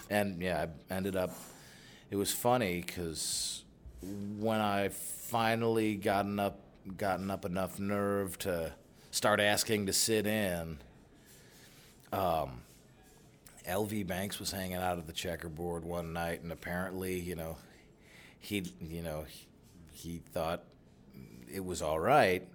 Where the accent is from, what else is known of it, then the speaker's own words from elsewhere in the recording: Chicago, Illinois, United States; I grew up out on the South Side